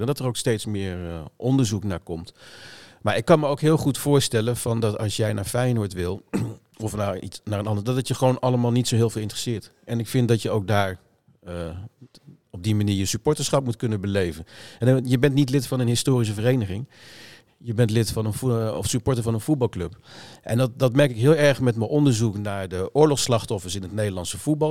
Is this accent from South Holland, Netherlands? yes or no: no; Lochem, Gelderland, Netherlands; also born or lived in Amsterdam-Noord; now in Amsterdam, Netherlands; in Lochem, bij Zutphen, uit mijn eigen regio waar ik vandaan kom